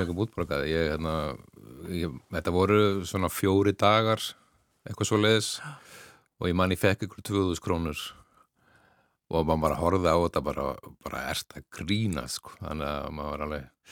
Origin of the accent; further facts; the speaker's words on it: Ólafsvík, Western Region, Iceland; Ég álst upp í Ólagsvík